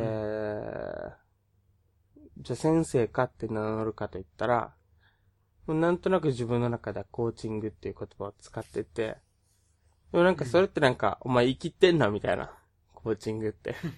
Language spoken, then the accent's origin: Japanese; Okinawa, Japan; 沖縄出身なので、まあ、方言出るかもしれないし